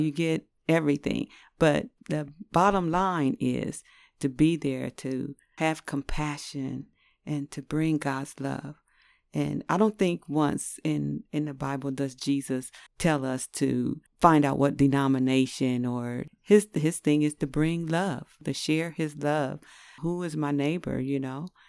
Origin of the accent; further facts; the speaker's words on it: New York City, New York, United States; now in Ohio, United States; I was born in Brooklyn, New York, and then moved to Ohio